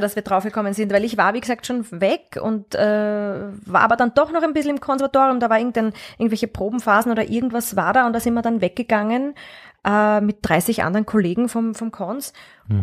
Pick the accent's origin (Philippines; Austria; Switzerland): Austria; Vienna; ich bin aber schon in Wien aufgewachsen und sehr stark mit Wien verwurzelt, also ich bin eine Urwienerin eigentlich.